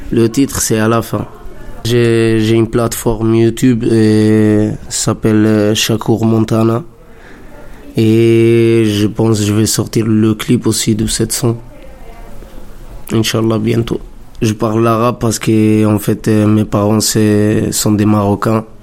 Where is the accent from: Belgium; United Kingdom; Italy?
Italy; moved away as an adult; now in Montreuil, France; je viens de l'Italie, j'ai 25 ans. Ça fait pas longtemps que je suis en France, ça fait trois ans presque.